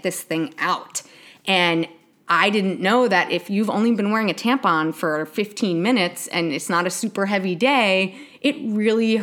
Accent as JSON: {"language": "English", "region": "New York", "country": "United States", "tie": "born or raised there", "said": "I grew up in New York"}